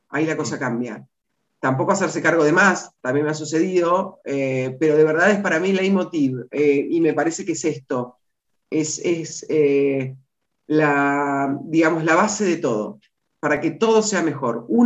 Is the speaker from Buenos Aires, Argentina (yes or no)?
yes; Buenos Aires, Argentina; La Flores es mi ciudad natal, pero no es mi lugar en el mundo